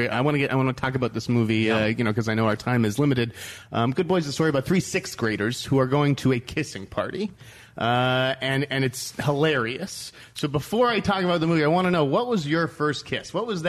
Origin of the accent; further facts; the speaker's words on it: Needham, Massachusetts, United States; moved away; because I'm from Needham, Massachusetts